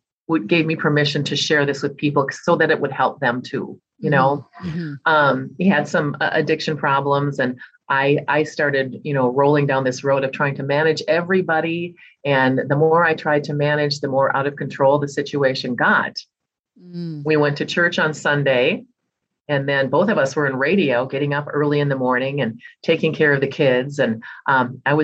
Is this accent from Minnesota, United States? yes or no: yes; Minnesota, United States; I was born and raised right here in Minnesota